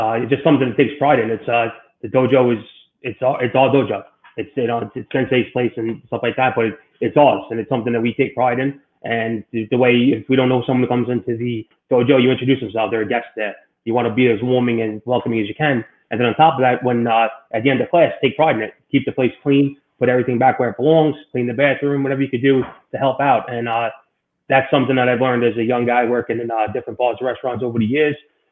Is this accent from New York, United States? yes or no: yes; New York City, New York, United States; I grew up in Rockaway Beach, Queens, New York